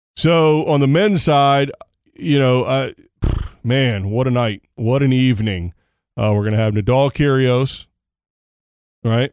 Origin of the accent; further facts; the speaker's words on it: United States; as an American